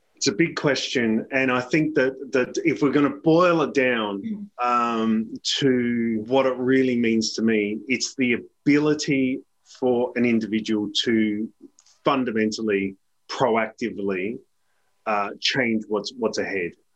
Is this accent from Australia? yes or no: yes; Adelaide Hills, South Australia, Australia; moved away as an adult; also born or lived in United Kingdom; now in Melbourne, Australia; I grew up in the Adelaide Hills in, in South Australia